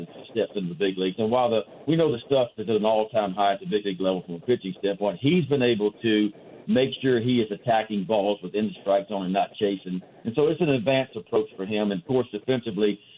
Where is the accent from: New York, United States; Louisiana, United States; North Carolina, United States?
Louisiana, United States; Baton Rouge; moved away as an adult; also born or lived in Baltimore; I come from Baton Rouge, Louisiana, where it's hot and humid every day. And I felt like when I got here years ago as a 21-year-old that, my gosh, I never left home